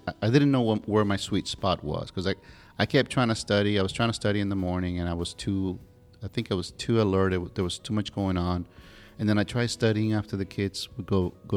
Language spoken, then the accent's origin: English; the South, United States; now in Pensacola, United States; that's sort of the way we combine words and phrases here in the South.